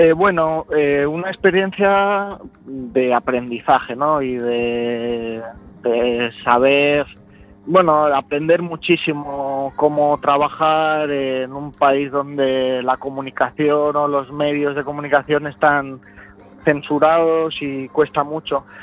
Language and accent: Spanish; Alicante, Valencian Community, Spain; yo soy de Alicante